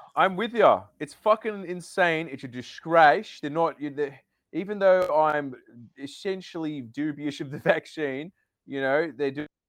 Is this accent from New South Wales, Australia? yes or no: yes; Sydney, New South Wales, Australia; also born or lived in Newtown; I'm from the North Shore